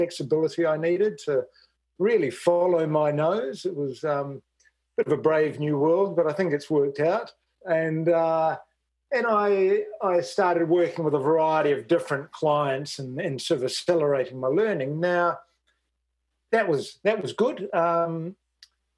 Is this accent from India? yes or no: no; New Zealand; moved away as an adult; now in Australia; I'm a Kiwi.